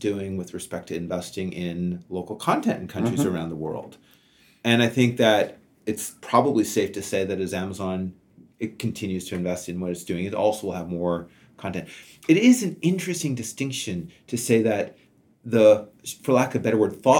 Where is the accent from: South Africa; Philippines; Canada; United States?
Canada; as a Canadian